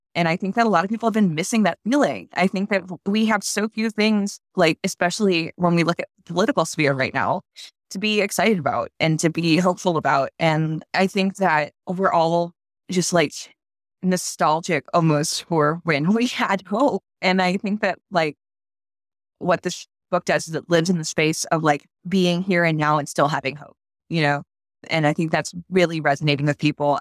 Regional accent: Baton Rouge, Louisiana, United States; moved away; my hometown, which is the capital of Louisiana

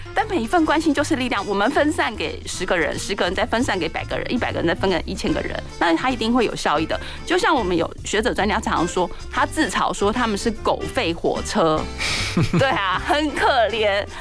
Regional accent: Taiwan; 我觉得在台湾出生长大就是一件很幸福的事情

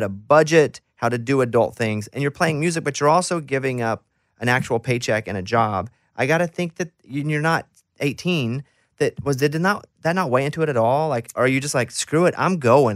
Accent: Mountain Pine, Arkansas, United States; moved away; I grew up in Arkansas

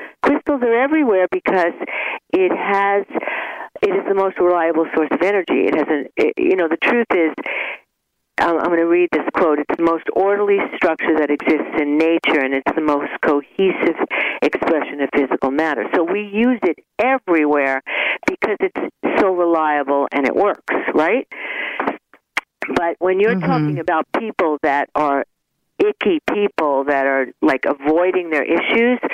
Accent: New York, United States; now in Malibu, United States; I'm from New York

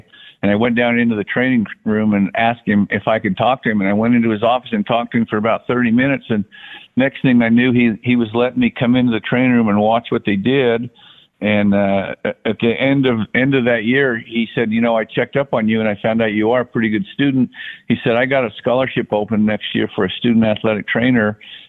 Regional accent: Brigham City, Utah, United States; Well, I grew up in Brigham City, Utah, which is a very small town in northern Utah, north Salt Lake. It's more of a farming community, ranching community.

